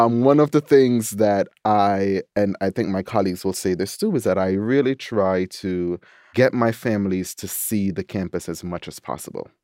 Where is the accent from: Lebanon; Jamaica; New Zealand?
Jamaica; also born or lived in New York; now in Washington, D.C., United States; as a Jamaican